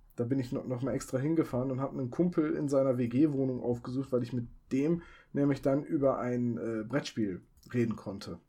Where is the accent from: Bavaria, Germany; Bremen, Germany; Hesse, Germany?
Bremen, Germany; also born or lived in Oldenburg; weil ich von Oldenburg nach dem Studium zurückgezogen bin in meine Heimat nach Bremen